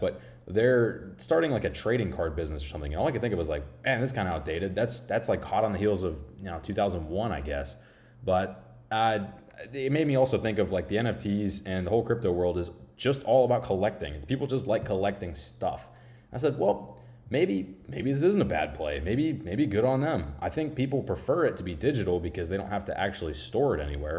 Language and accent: English; Florida, United States; I'm from Florida